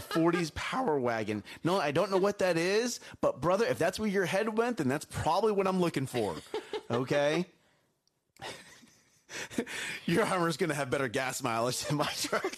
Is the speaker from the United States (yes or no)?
yes; United States; I love being American